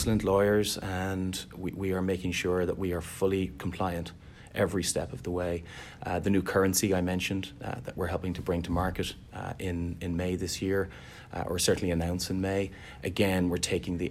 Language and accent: English; Dublin, Leinster, Ireland; moved away as an adult; now in Boston, United States; I'm originally from Dublin, Ireland